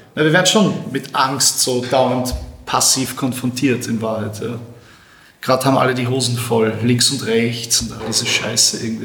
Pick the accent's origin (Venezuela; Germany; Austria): Austria; Bei uns in Österreich